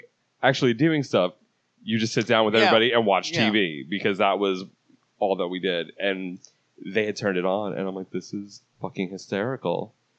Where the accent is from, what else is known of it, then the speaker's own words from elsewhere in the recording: New York, United States; moved away; because I'm a New Yorker also, I've been down here for 8 years